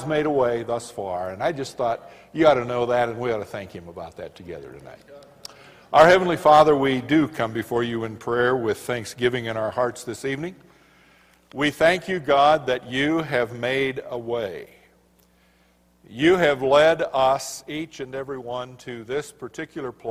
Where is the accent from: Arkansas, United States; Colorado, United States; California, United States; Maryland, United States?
Colorado, United States; I'm from Colorado